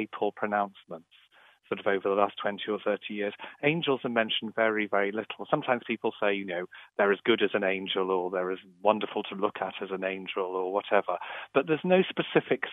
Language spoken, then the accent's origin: English; Liverpool, North West England, United Kingdom; I grew up in Catholic Liverpool in the 1970s